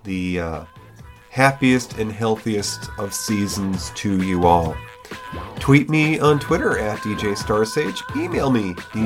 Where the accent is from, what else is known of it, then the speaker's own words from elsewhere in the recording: New York, United States; moved away; I'm still in the great state of New York